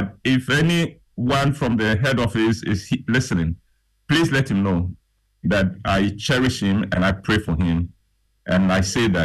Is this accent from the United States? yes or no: no; Ghana; I left his office proud to be a Ghanaian. Proud that as a Ghanaian